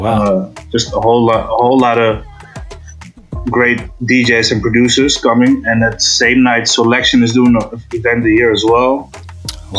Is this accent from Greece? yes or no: no; Amsterdam, North Holland, Netherlands; I'm from Amsterdam